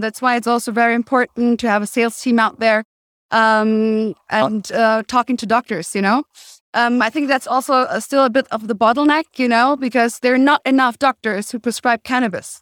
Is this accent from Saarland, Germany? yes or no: no; Cologne, North Rhine-Westphalia, Germany; now in Berlin, Germany; I'm personally from Cologne